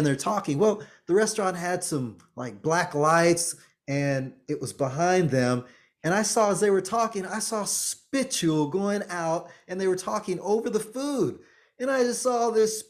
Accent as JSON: {"language": "English", "country": "Jamaica", "said": "I'm Jamaican"}